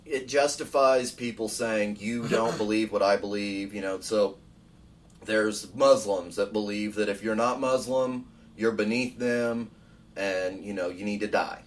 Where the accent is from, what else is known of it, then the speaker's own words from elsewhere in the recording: United States; I'm I'm speaking from the American standpoint